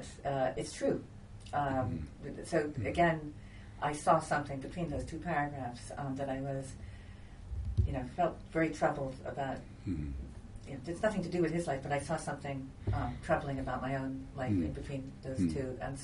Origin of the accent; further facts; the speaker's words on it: Istanbul, Turkey; So I was so excited when it got to all the accidents on the Bosphorus, because I grew up on the Bosphorus and I remember those ships running aground.